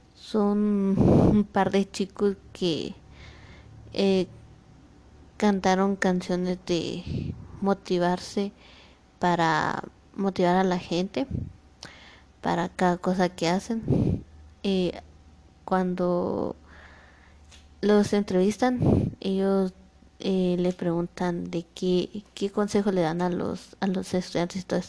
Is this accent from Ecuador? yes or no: no; Guatemala; now in Mixco, Guatemala; yo soy de Guatemala, pero ahorita estoy viviendo en Misco.